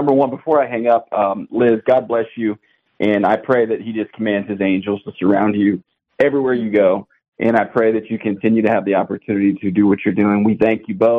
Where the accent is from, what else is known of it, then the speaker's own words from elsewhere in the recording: Nashville, Tennessee, United States; I'm from the Nashville area